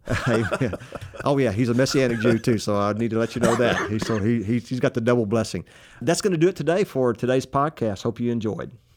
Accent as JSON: {"language": "English", "region": "Texas", "country": "United States", "accent": "Texas", "said": "talking with my Texas accent"}